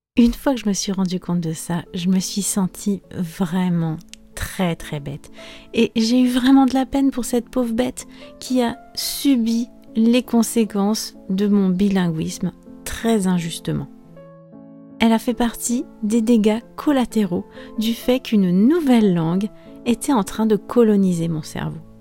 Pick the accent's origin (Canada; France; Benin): France; moved away as an adult; also born or lived in Spain; j'étais rentrée au pays, où j'étais rentrée chez mes parents